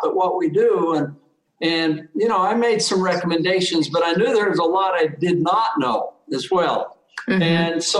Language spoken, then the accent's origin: English; Vallejo, California, United States; I was raised in the San Francisco Bay Area. It was great. I loved it. I was a tough town. I lived in Vallejo, California